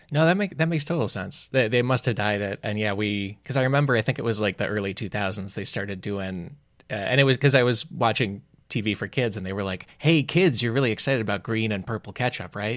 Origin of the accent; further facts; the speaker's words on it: Chicago, Illinois, United States; I'm from Chicago